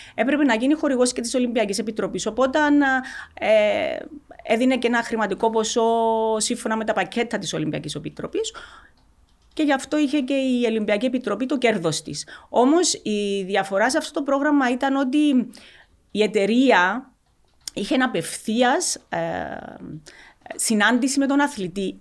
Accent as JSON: {"language": "Greek", "town": "Xylotymbou", "region": "Larnaca District", "country": "Cyprus", "tie": "born or raised there", "also_born_or_lived": "Achna", "said": "στο χωριό, στη ξυλωτή που, που μέναμε, αν και είμαστε πρόσφυγες από την Άχνα"}